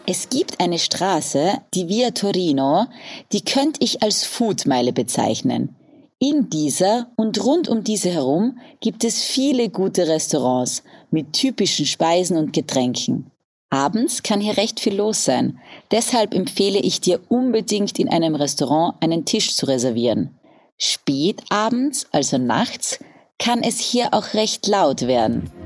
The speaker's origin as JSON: {"language": "German", "country": "Austria", "said": "als Österreicherin"}